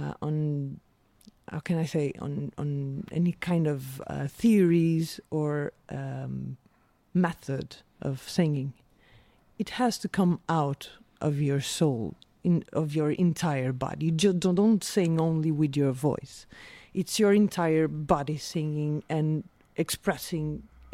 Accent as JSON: {"language": "English", "area": "São Miguel", "region": "Azores", "country": "Portugal", "tie": "born or raised there", "also_born_or_lived": "South Africa", "second_language": "English", "moved": "as an adult", "lives_now": "Lisbon, Portugal", "said": "I grew up in the Azores Islands."}